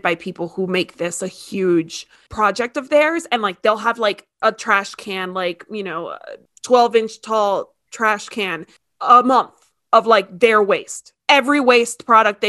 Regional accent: Miami, Florida, United States; I'm from Miami where it's all septic.

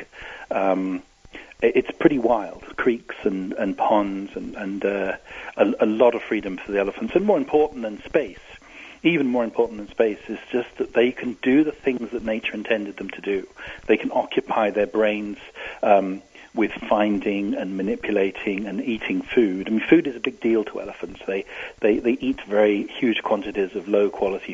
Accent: England, United Kingdom; As you can hear from my accent, I come from England. I used to live in a seaside town

